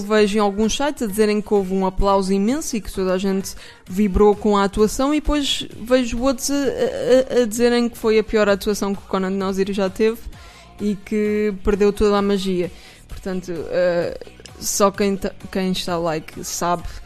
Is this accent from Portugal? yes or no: yes; Portugal; sou portuguesa